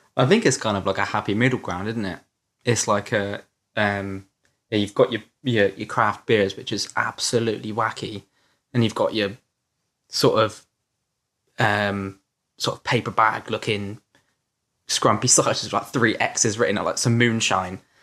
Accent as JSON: {"language": "English", "town": "Yeovil", "region": "South West England", "country": "United Kingdom", "tie": "born or raised there", "also_born_or_lived": "Crewkerne", "said": "I was born in Crewkerne, a little town in Somerset, um, and then I sort of moved to Yeovil when I was a bit older, which is also in Somerset."}